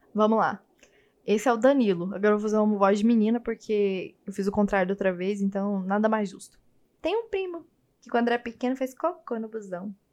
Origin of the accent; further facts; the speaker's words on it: Goiânia, Goiás, Brazil; now in São Paulo, Brazil; agora eu tô morando em São Paulo, mas eu sou de Goiânia. Acho que você pode perceber pelo jeito que eu falo